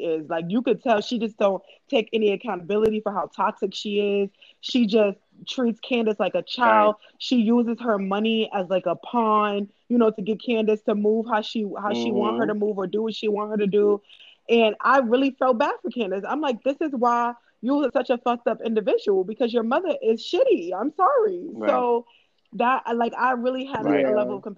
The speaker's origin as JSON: {"language": "English", "region": "New York", "country": "United States", "said": "New Yorkers, we speak with a lot of passion"}